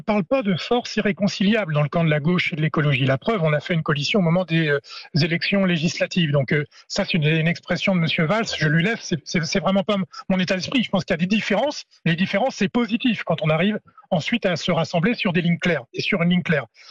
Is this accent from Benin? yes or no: no; Normandy, France; chez moi, en Normandie